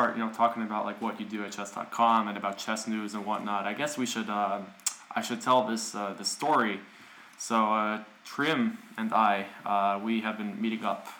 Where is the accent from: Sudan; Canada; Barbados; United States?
United States; now in Copenhagen, Denmark; I'm an American.